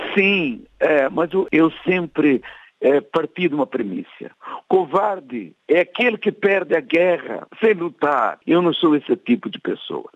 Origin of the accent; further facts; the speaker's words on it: Portugal; also born or lived in São Paulo, Brazil; now in Brazil; nós portugueses